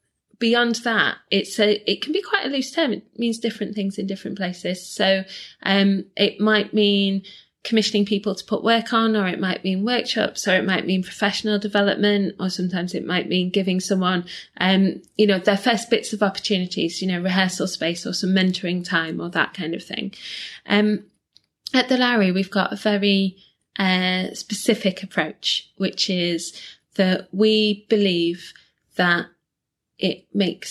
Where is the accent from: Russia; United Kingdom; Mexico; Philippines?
United Kingdom; Leeds, Yorkshire and the Humber; moved away as an adult; now in Manchester, United Kingdom; I grew up in Leeds